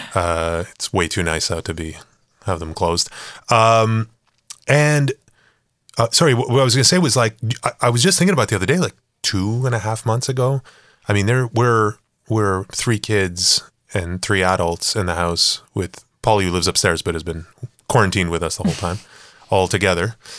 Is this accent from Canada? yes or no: yes; Canada; we're Canadian